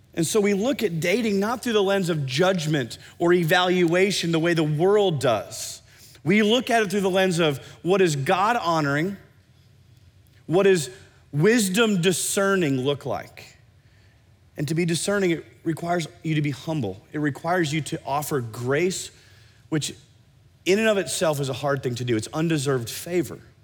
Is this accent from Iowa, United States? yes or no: yes; Iowa, United States; now in Oklahoma City, United States; I grew up in Iowa